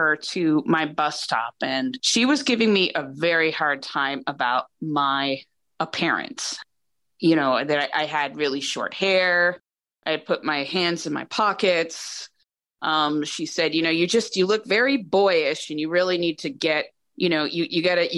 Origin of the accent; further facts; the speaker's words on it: New Hampshire, United States; I grew up in New Hampshire